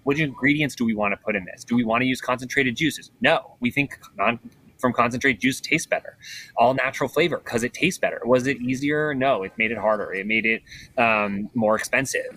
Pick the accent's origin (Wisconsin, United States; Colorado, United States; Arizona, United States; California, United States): Colorado, United States; I grew up in Colorado